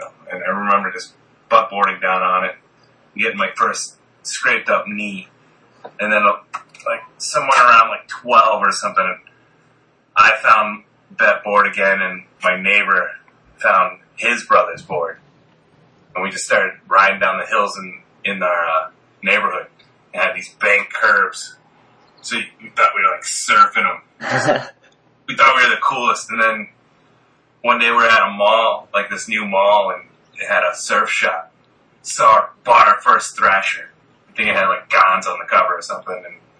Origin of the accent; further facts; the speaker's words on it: Maryland, United States; Maryland. My dad was in the army, so we traveled around a lot, and then my mom's family all immigrated to like Staten Island when I was a kid, so we'd move around a bunch